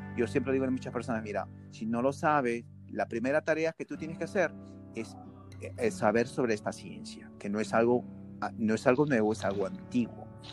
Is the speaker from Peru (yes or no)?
yes; Peru; now in United States; yo soy peruano